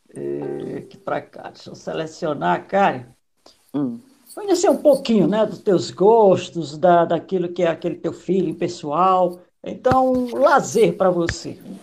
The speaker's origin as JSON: {"language": "Portuguese", "region": "Maranhão", "country": "Brazil", "tie": "born or raised there", "moved": "yes", "said": "Eu sou do Maranhão, Nordeste"}